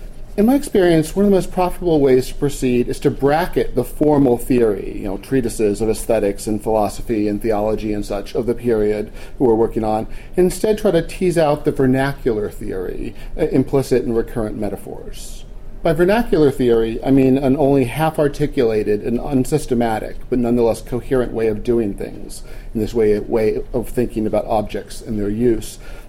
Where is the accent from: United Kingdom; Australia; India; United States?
United States; Wilmington, Delaware; I grew up in Wilmington and spent an inordinate amount of time of my misspent youth misspending it at Winterterra